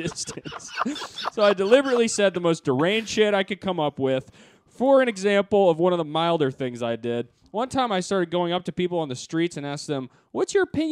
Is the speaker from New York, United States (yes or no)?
yes; Syracuse, New York, United States; I did a couple open mics in my hometown of Syracuse